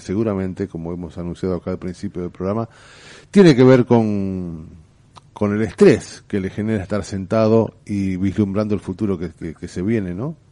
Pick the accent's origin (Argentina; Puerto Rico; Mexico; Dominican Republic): Argentina; soy argentino